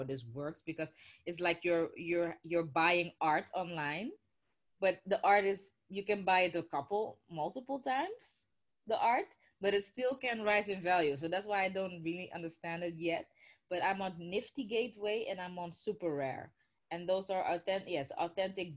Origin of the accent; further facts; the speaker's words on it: Netherlands; We're both Dutchies